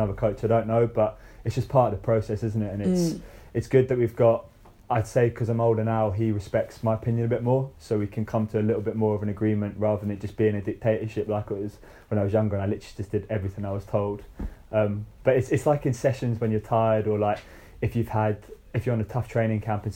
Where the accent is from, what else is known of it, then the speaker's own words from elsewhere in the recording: Scotland, United Kingdom; growing up in Scotland